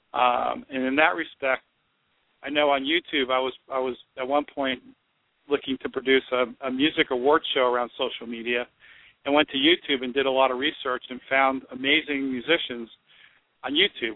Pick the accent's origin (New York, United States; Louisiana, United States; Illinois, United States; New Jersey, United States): New Jersey, United States; I'm from Jersey